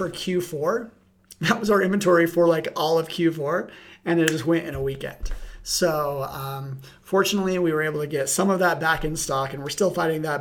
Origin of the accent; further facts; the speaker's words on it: Utah, United States; my home state of Utah